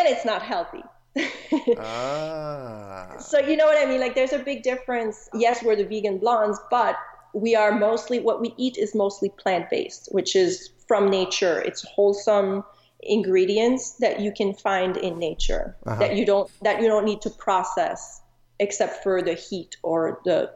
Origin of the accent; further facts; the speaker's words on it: Montreal, Quebec, Canada; also born or lived in Chicago; now in Arizona, United States; I'm originally from Montreal, Canada